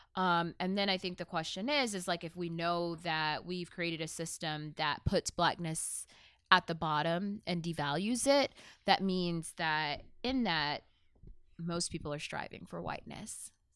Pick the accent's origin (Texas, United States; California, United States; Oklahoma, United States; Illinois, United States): Texas, United States; Mesquite; also born or lived in Birmingham, Alabama / Germany; growing up in Mesquite